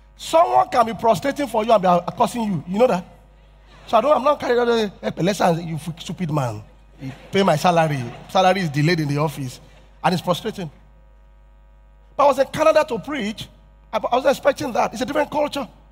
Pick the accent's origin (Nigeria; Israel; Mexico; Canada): Nigeria; Yorubaland; I'm from Yoruba tribe